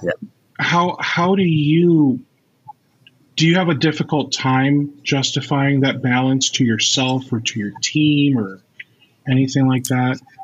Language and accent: English; United States; as an American